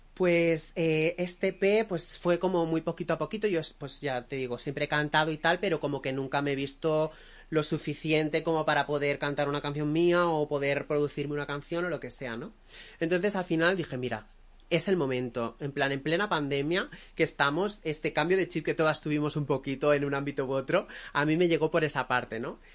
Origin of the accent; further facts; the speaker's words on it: Benidorm, Valencian Community, Spain; yo soy de Benidorm